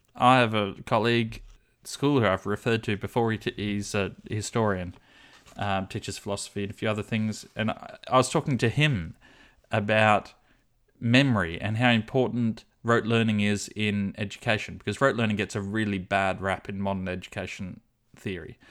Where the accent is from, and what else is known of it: Australia